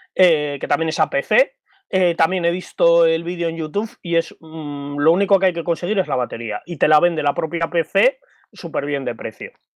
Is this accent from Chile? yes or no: no; Bilbao, Basque Country, Spain; soy de Bilbao